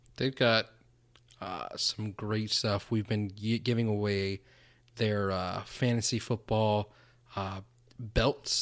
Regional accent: South Florida, United States; growing up in South Florida

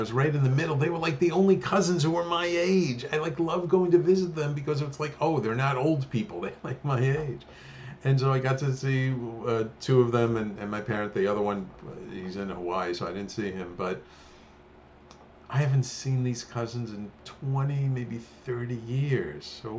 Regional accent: Australia; we saw the picture of the two of you holding a koala, and we're from Australia, and we thought these are the perfect people for us.

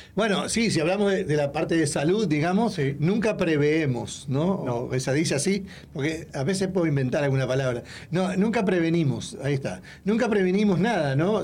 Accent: Uruguay; moved away; de Latinoamérica, de Uruguay

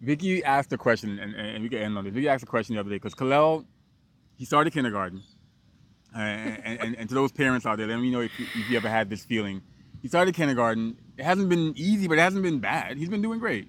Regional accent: New York City, New York, United States; also born or lived in Guyana; I grew up in Brooklyn

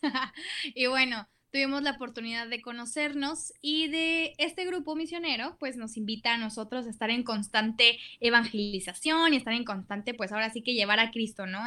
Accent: Monterrey, Nuevo León, Mexico; soy aquí igual de Monterrey

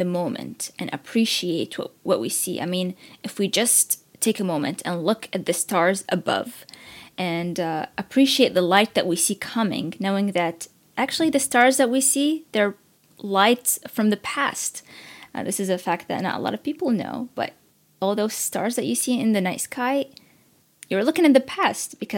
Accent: Baghdad, Baghdad Governorate, Iraq; now in Washington, D.C., United States; as an immigrant who was born and raised in Iraq and lived in the war

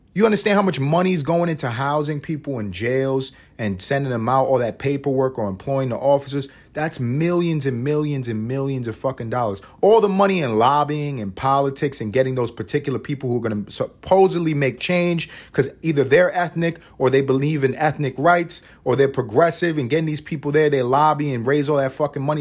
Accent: New York City, New York, United States; am from New York City. I grew up in a neighborhood co, neighborhood called East Harlem, New York

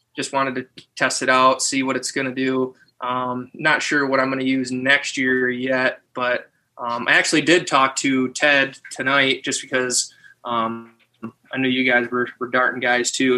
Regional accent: Tawas City, Michigan, United States; also born or lived in Oscoda, Michigan / Saginaw Valley, Michigan; I was born in Tawas

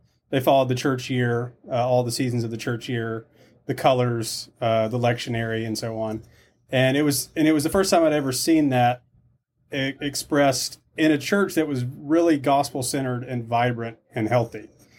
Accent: Alabama, United States; moved away as an adult; also born or lived in California; now in South Carolina, United States; I'm originally from Alabama.

